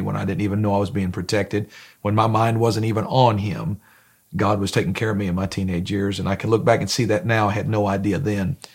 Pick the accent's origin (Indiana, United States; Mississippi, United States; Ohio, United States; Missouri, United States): Ohio, United States; Grafton; now in Danville, Kentucky, United States; I grew up in Northeast Ohio. It was a small town, uh, called Grafton, Ohio, in Lorraine County